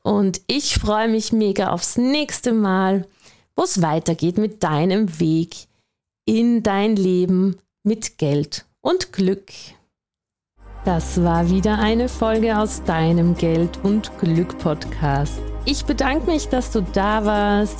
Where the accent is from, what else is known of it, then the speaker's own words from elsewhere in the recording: Austria; accent: Austrian; Vielleicht hast du schon gehört an meinem Dialekt oder meinem Akzent besser gesagt, ich bin Österreicherin